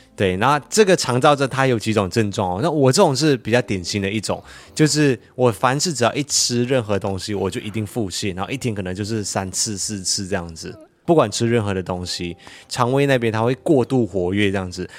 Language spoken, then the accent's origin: Chinese; Malaysia; now in Taiwan; 我的老家马来西亚